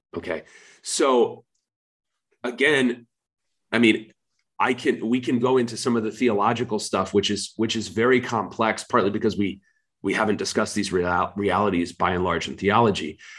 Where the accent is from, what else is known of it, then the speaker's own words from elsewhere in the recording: United States; I'm an American. I'm neither Ukrainian nor Russian